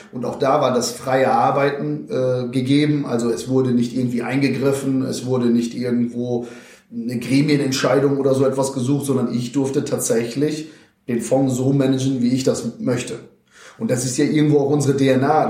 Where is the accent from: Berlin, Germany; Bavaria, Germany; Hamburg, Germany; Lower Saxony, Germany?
Lower Saxony, Germany; Vechta district; moved away; die liegt tatsächlich in Niedersachsen, da, dort, wo ja auch die Leuswurzeln liegen, circa 60 Kilometer entfernt von Oldenburg. Landkreis Fechter nennt sich der schöne äh, Flecken Erde.